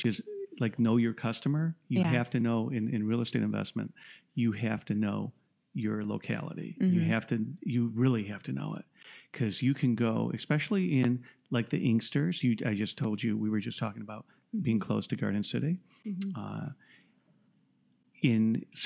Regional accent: Southfield, Michigan, United States; I'm from Southfield, Michigan

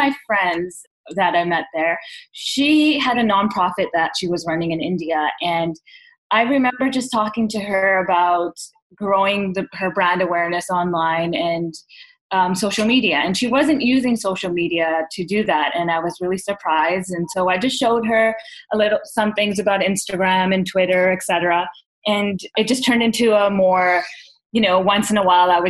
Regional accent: Vancouver, British Columbia, Canada; We were born and raised in Vancouver, Canada, to South Asian immigrants who came over in the late 70s, early 80s

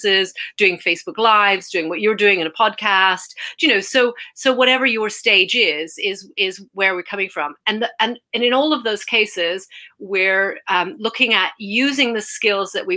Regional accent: Canada; moved away as an adult; now in United Kingdom; I'm from Canada originally, but I came to the UK

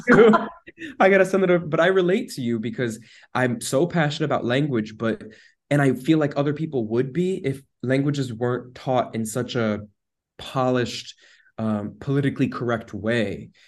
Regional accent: United States; moved away

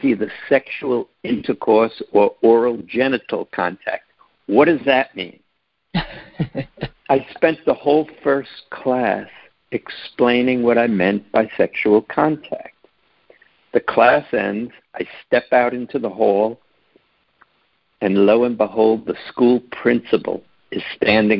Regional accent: New York City, New York, United States; I grew up in New York City

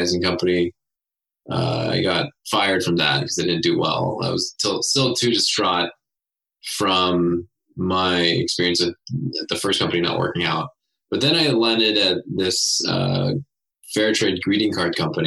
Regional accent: Cerritos, California, United States; We grew up in Southern California

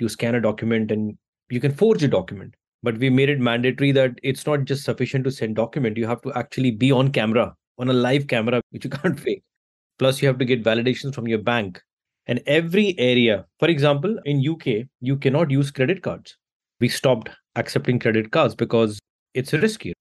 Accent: India; I come from India

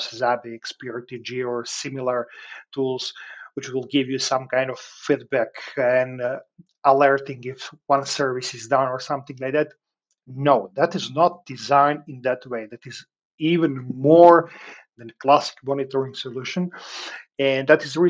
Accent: Serbia; moved away as an adult; now in Breda, Netherlands; I'm originally from Serbia, but I moved approximately 2.5 years ago to the Netherlands with my family, where I work and live right now.

